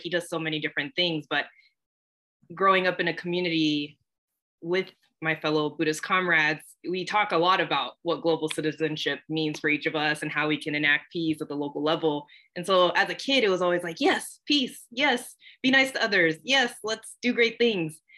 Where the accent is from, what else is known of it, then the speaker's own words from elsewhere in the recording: Corona, California, United States; moved away as an adult; also born or lived in San Bernardino, California; now in Cambridge, Massachusetts, United States; originally, I grew up in Southern California, born in San Bernardino, but raised in a small, nice bed city called Corona